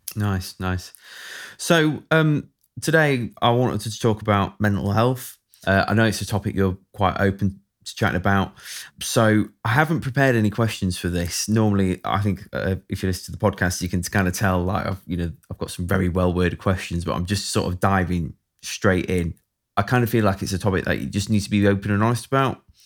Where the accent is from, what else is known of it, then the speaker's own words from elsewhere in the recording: Sheffield, Yorkshire and the Humber, United Kingdom; also born or lived in Barnsley; I'm from Sheffield